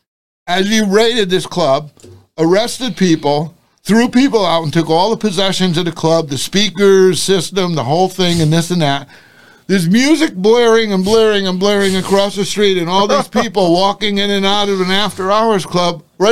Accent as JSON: {"language": "English", "town": "New Haven", "region": "Connecticut", "country": "United States", "tie": "born or raised there", "said": "When I was young, I grew up in New Haven for like 6 years. Then we moved to a contiguous town. But, I mean, New Haven was where I went, YMCA, played basketball, football, the whole thing, all in New Haven. So New Haven was where I grew up"}